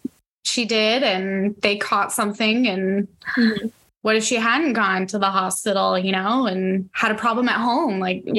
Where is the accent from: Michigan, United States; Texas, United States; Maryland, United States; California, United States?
California, United States; I was born in California.